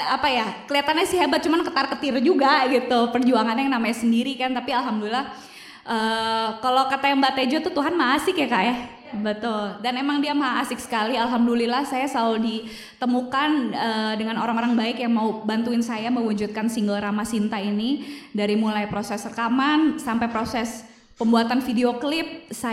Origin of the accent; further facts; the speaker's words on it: Indonesia; saya lahir dan tumbuh di negara Indonesia yang begitu kaya akan budayanya